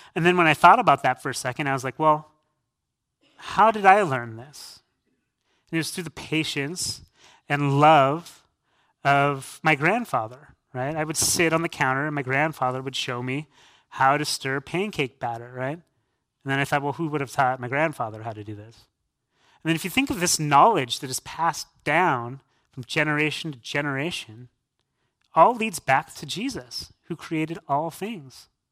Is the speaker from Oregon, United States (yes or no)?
no; San Diego, California, United States; now in Canandaigua, United States; I'm born and raised in San Diego, California